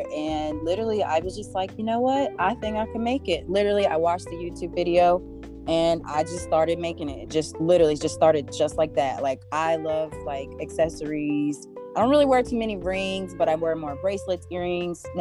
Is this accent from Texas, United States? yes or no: yes; Denton, Texas, United States; now in Atlanta, United States; I'm originally from Denton, Texas, but I've been in Atlanta for over 20 years